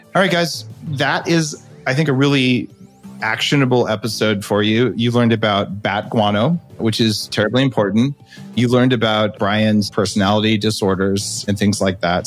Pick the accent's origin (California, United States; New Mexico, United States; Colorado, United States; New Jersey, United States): New Mexico, United States; where I grew up in New Mexico